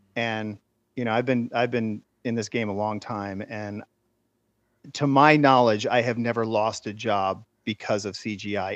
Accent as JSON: {"language": "English", "region": "Central Florida", "country": "United States", "tie": "born or raised there", "moved": "as an adult", "lives_now": "California, United States", "said": "I grew up in Central Florida"}